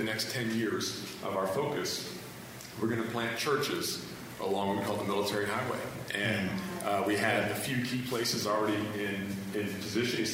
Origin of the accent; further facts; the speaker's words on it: Hawaii, United States; I grew up in Hawaii